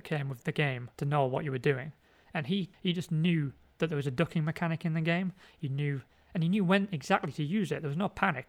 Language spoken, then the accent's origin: English; North West England, United Kingdom; No, I am from Cumbria.